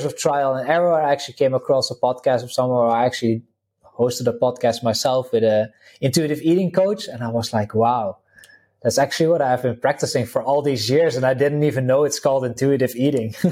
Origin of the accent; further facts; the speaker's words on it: Netherlands; English is a second language; now in Slovenia; I'm originally from the Netherlands. People can probably pick it up a little bit from the accent. currently living in Slovenia